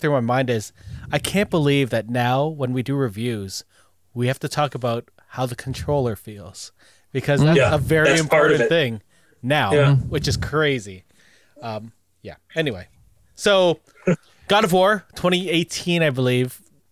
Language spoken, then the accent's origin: English; Canada